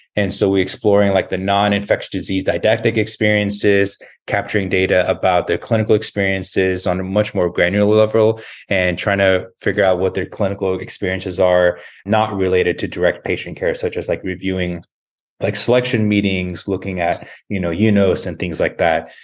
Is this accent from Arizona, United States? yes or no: yes; Tucson, Arizona, United States; moved away as an adult; also born or lived in New York / Baltimore; So I grew up in Tucson. Uh, it was my hometown